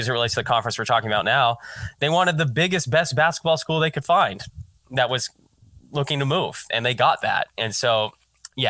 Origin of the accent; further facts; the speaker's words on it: North Pole, Alaska, United States; I'm from North Pole, Alaska